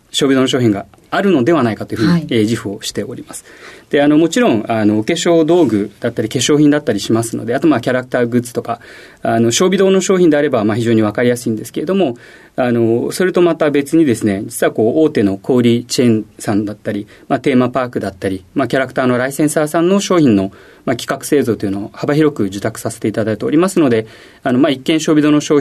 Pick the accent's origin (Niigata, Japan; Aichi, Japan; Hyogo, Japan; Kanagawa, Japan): Hyogo, Japan; Ashiya; 兵庫県の芦屋市です